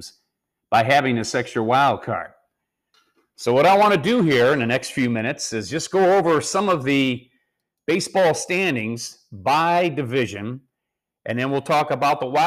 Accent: Chicago, Illinois, United States; I'm from Chicago

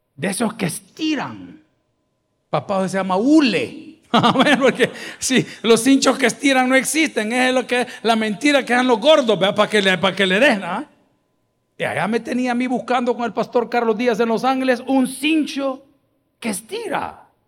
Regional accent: El Salvador; soy del Salvador

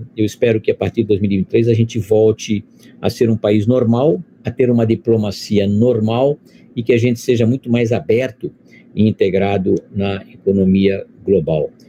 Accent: Brazil

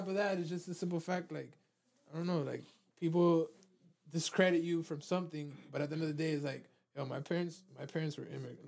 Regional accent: Miami, Florida, United States; also born or lived in California; I was born in Mount Sinai Hospital because my parents lived in a one one in North Miami Beach

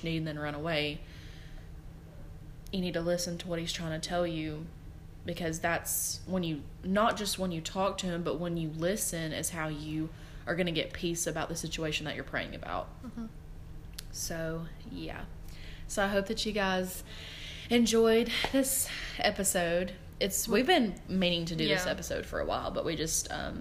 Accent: Georgia, United States; where I'm from, we're from Georgia

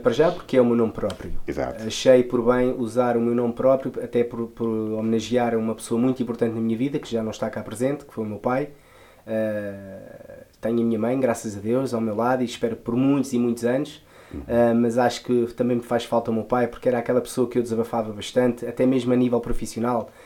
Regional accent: Lisbon, Portugal; eu venho de um bairro muito típico de Lisboa, né? Eh, venho da Moraria.

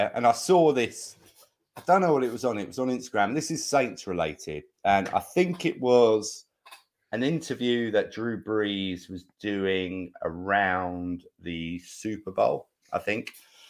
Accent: London, United Kingdom; I'm from West London, North London, so I'm

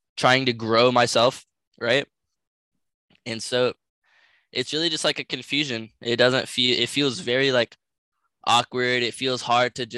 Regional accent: United States; I'm from the United States of America

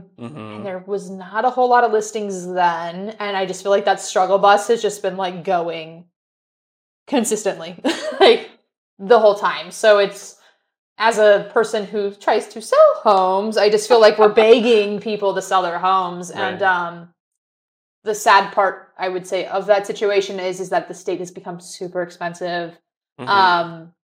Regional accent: California, United States; moved away as an adult; I'm from California and I, you know, was there for 22 years of my life and it's too expensive for me to go back there.

